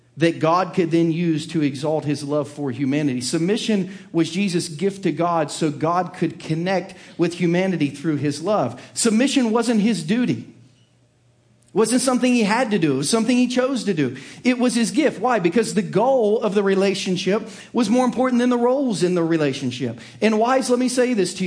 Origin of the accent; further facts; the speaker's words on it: Southern Ohio, United States; I was raised in the blue-collar hills of Southern Ohio